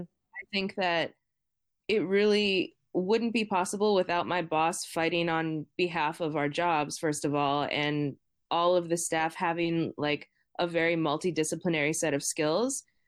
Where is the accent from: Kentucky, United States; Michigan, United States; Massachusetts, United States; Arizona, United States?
Massachusetts, United States; Boston; I grew up in Boston